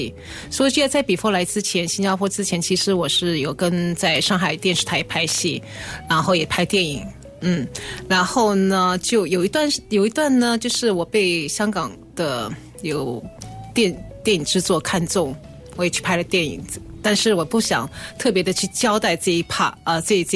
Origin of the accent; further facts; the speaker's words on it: China; moved away as an adult; also born or lived in Shanghai; now in Singapore; 他们并不知道我从中国来